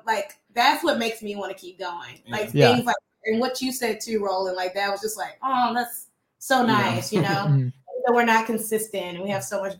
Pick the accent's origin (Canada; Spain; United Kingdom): United Kingdom; Birmingham, West Midlands; just living in Birmingham and just growing up in Birmingham, you realize that like, It's a little gemstone.